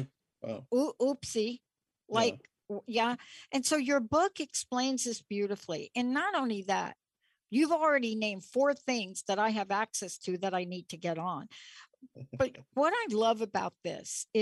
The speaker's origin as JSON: {"language": "English", "region": "New York", "country": "United States", "said": "I'm from New York"}